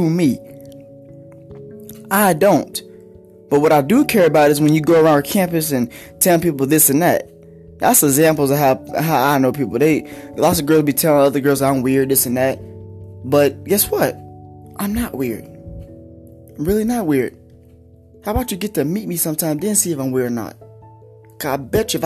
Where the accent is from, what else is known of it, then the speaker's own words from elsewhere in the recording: Denton, Texas, United States; also born or lived in Pampa, Texas; now in Amarillo, United States; I am from Denton, Texas